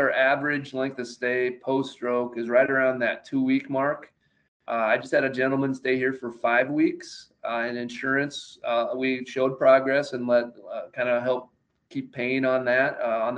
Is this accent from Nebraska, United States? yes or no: yes; Nebraska, United States; I grew up in Nebraska